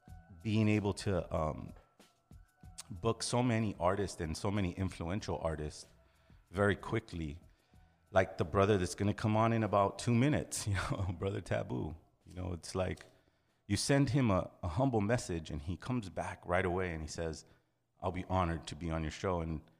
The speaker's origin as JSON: {"language": "English", "town": "Los Angeles", "region": "California", "country": "United States", "said": "El Vu is a hip hop, you know, artist from Los Angeles. You know, we're artists from Los Angeles."}